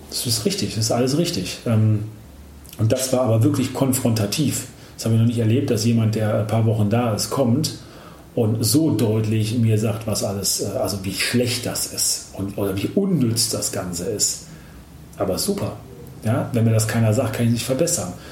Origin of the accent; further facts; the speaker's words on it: Germany; bei uns in Deutschland